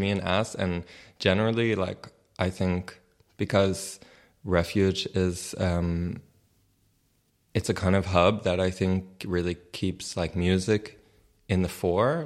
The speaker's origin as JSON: {"language": "English", "town": "New York City", "region": "New York", "country": "United States", "tie": "born or raised there", "moved": "as an adult", "lives_now": "Berlin, Germany", "said": "I was born and raised in New York City"}